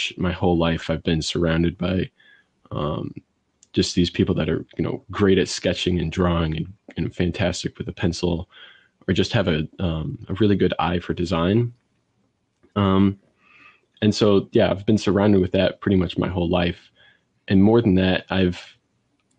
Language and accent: English; St. Louis, Missouri, United States; I'm from St. Louis, Missouri